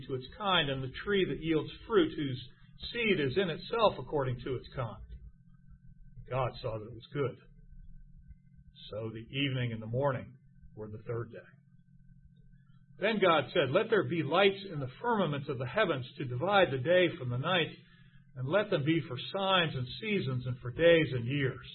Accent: United States; I am an American Christian

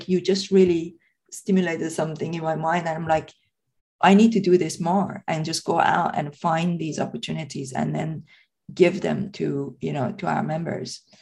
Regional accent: Tehran, Tehran Province, Iran; English is a second language; moved away as an adult; now in United Kingdom; I was born and brought up in Tehran

